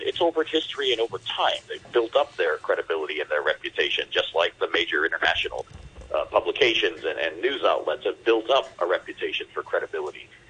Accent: Detroit, Michigan, United States; I'm from Detroit

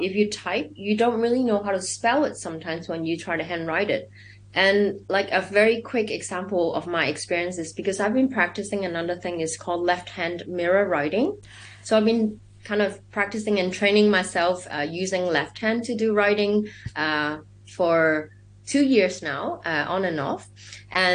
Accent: Hong Kong; I'm from Hong Kong

